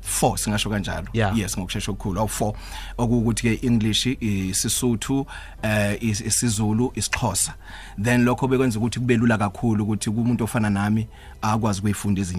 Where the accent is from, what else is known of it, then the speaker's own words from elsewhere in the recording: Matatiele, Eastern Cape, South Africa; ngikhulele e, e, eMatatiyele then umuntu wenze namabanga kamancane primary khona ePhamutse